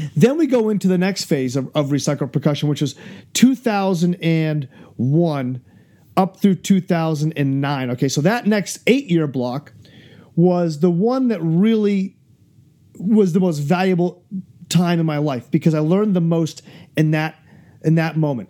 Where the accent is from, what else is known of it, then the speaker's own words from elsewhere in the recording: New Hampshire, United States; my home state of New Hampshire